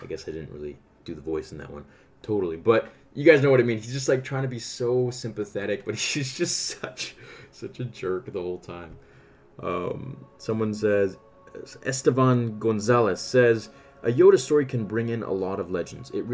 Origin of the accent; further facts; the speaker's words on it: Canada; I'm Canadian